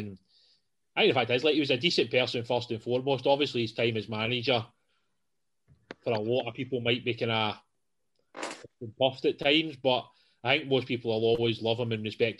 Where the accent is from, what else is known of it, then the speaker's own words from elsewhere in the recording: Johnstone, Scotland, United Kingdom; Pretty sure where I grew up in Johnston